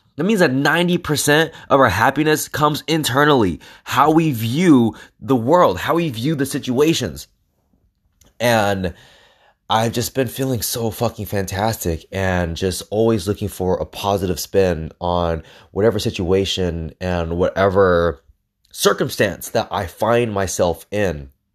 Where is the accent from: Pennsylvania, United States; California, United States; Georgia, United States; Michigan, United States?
California, United States; Los Angeles; I grew up in the capital of Mexico, East L